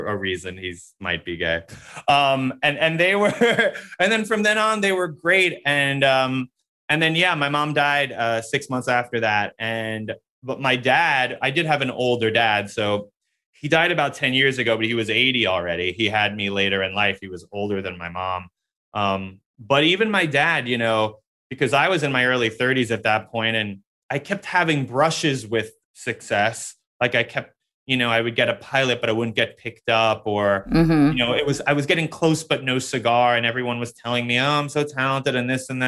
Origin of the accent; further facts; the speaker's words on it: New York City, New York, United States; I grew up in New York City. So even though I grew up in Queens